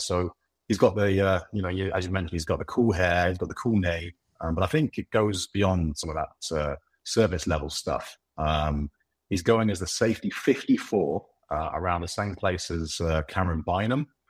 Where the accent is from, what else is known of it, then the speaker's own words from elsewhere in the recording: United Kingdom; I'm British